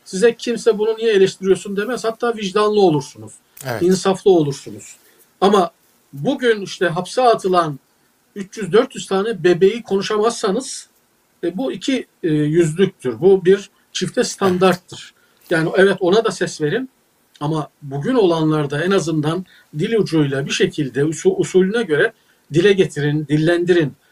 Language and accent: Turkish; Uşak, Uşak Province, Turkey; Mesela ben Uşaklıyım. Uşak'ta Hazım Sesli diye altın gibi bir adam vardı.